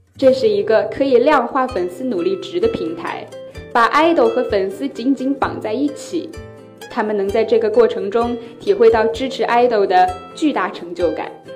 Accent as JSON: {"language": "Chinese", "town": "Zhongshan", "region": "Guangdong", "country": "China", "tie": "born or raised there", "moved": "as an adult", "lives_now": "Nanjing, China", "said": "来自广东中山。 ，我在南京大学，距离我的家乡一千四百七十四公里"}